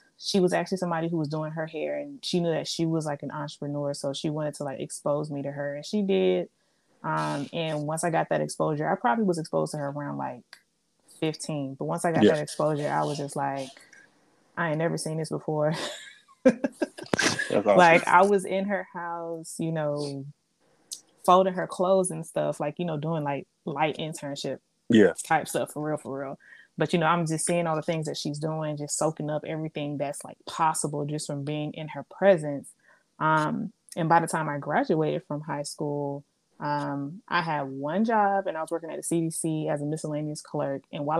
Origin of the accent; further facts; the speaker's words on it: Atlanta, Georgia, United States; also born or lived in Oklahoma / Germany / Louisiana; I was born in Oklahoma. I went and lived in Germany for a few years. I spent like the beginning of my formative years there, 3 years. Then we moved to Louisiana. And the last place that we ended up in was here in Atlanta.